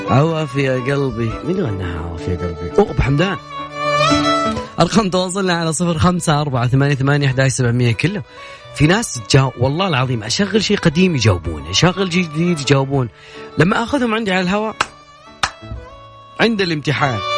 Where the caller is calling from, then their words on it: Riyadh, Riyadh Province, Saudi Arabia; الله اكلمك من الرياض انا اخوك لا مو كذا وانا اخوك الله من الرياض